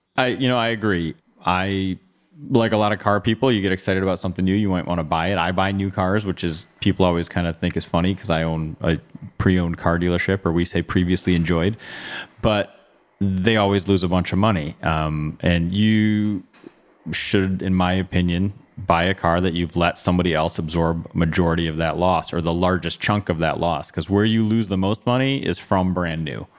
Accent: Bloomfield Hills, Michigan, United States; I grew up in Bloomfield Hills, went to Lassar High School, stayed here for college.

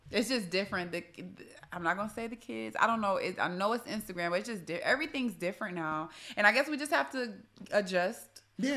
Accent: New York, United States; I'm from New York, so that has that means, you know, we could be a little abrasive

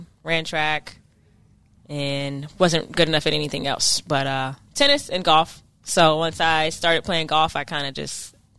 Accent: Bowie, Maryland, United States; I am from Bowie.

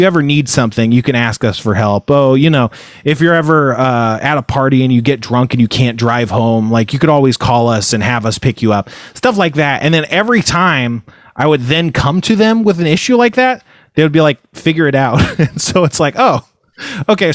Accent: Elk Grove, California, United States; also born or lived in Fresno, California / Moorpark, California / Los Angeles, California / Burbank, California; I was born in Fresno. I grew up in a town called Elk Grove, which is a bustling California city, but at the time it was very small. And then I moved to Moore Park

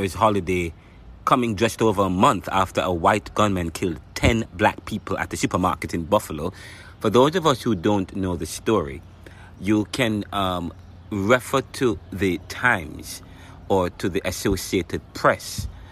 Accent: Jamaica; now in United States; I used to live in Jamaica. I'm from Jamaica

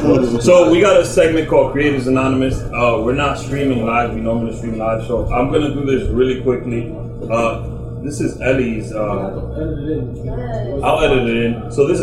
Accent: Harlem, New York, United States; Growing up in Harlem, the festival was something to look forward to.

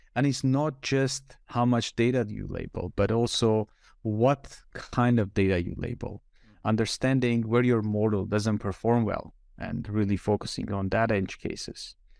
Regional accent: Armenia; moved away as an adult; also born or lived in Switzerland; I was born and raised in Armenia

